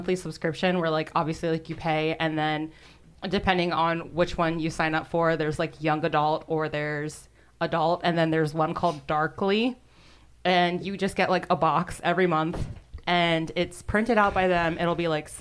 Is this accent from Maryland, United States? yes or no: yes; Baltimore, Maryland, United States; We're three sisters from the Baltimore, Maryland area.